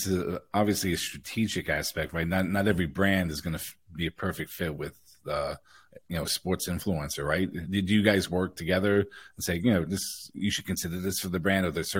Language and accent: English; New York City, New York, United States; I grew up in Queens.